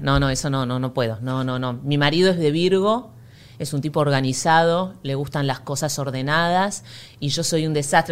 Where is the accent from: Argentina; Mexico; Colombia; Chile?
Argentina; moved away as an adult; como buena argentina